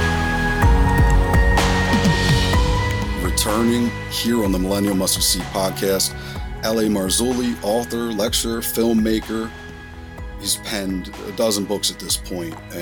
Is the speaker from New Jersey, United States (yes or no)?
no; Montgomery County, outside Philadelphia, Pennsylvania, United States; also born or lived in Reading, Pennsylvania; Grew up outside of Philadelphia, Pennsylvania, in Montgomery County.